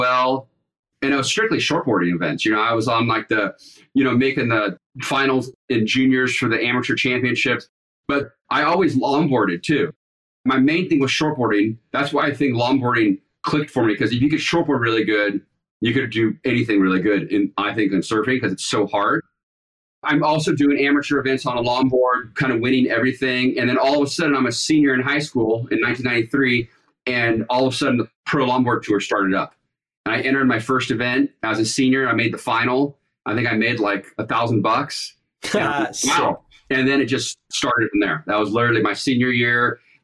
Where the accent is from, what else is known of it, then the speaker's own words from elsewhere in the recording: Capistrano Beach, California, United States; I grew up in Capistrano Beach, San Clemente, Capistrano Beach, and then you go into Dana Point